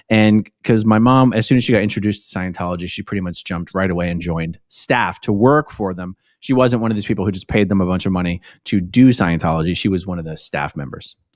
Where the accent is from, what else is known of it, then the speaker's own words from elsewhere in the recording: Philadelphia, Pennsylvania, United States; I grew up in Philly, but I didn't really grow up in Philly. It is sort of very nomadic, as you say.